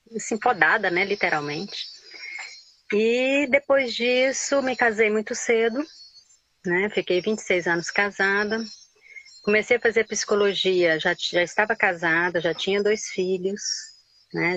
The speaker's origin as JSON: {"language": "Portuguese", "town": "Goiânia", "region": "Goiás", "country": "Brazil", "tie": "born or raised there", "also_born_or_lived": "Pirenópolis", "moved": "as an adult", "lives_now": "Pará, Brazil", "said": "Nasci, me criei em Goiânia"}